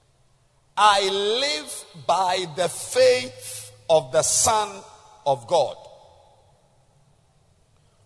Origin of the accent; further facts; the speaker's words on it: Zambia; moved away; I came from Zambia